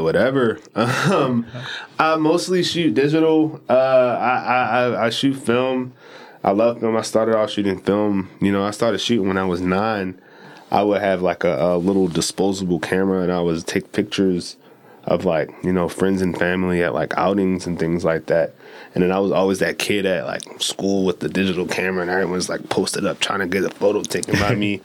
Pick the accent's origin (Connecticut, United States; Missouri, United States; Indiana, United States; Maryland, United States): Maryland, United States; Baltimore; from east baltimore uh, born and raised